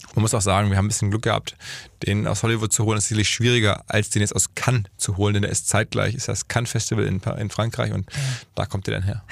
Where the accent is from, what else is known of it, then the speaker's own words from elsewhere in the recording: Essen, North Rhine-Westphalia, Germany; now in Hamburg, Germany; Unternehmer in Hamburg ansässig, seit 20 Jahren, gebürtig aus dem Ruhrgebiet, Essen